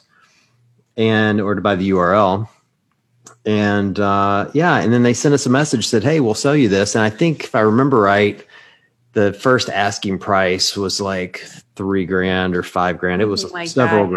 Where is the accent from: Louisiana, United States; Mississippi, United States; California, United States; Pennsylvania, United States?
Mississippi, United States; I'm from Mississippi. I'm like born and raised in one